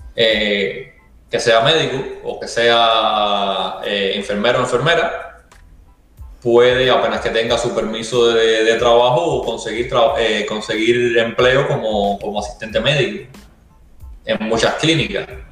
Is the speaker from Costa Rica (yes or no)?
no; Ciego de Ávila, Cuba; moved away as an adult; also born or lived in New York; now in United States; soy de Ciego Ávila que es de Ciego de Ávila todo el mundo conoce qué cosa es la calle Abraham Delgado